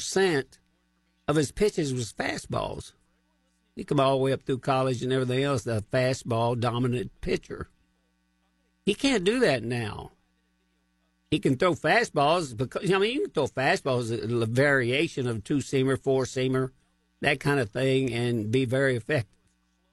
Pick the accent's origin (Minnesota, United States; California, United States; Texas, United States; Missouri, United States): Missouri, United States; But put it this way, I am from Missouri, and they're going to have to show me what they can do.